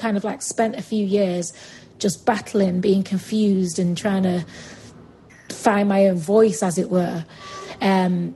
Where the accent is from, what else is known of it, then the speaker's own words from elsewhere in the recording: Manchester, North West England, United Kingdom; accent: Mancunian; my Mancunian accent